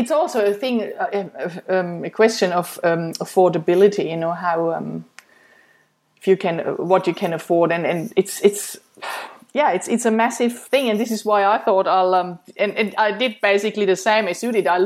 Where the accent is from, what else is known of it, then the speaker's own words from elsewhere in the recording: Germany; moved away as an adult; after I um, I came from Germany seven years ago, and then I started.